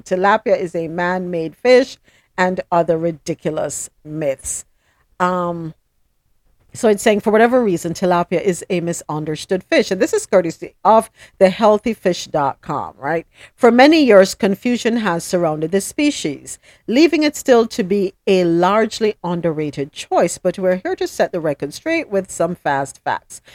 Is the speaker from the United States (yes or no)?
no; Jamaica; I, am from Jamaica